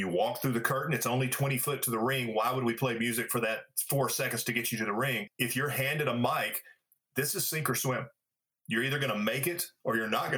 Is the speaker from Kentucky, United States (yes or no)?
no; Pine Bluff, Arkansas, United States; I grew up in Pine Bluff, Arkansas